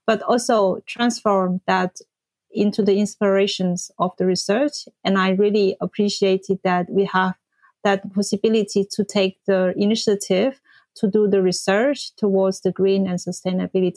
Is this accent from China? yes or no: yes; China; moved away as an adult; also born or lived in Paris; I come from China originally and did my civil engineering school back in China